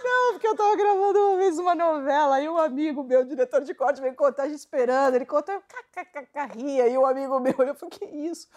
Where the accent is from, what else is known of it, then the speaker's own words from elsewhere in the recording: Santo André, São Paulo, Brazil; eu nasci em Santo André